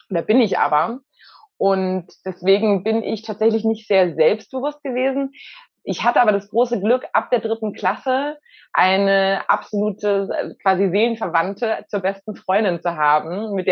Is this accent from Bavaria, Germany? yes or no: yes; Bavaria, Germany; Also ich bin in der Nähe von München aufgewachsen mit zwei Geschwistern.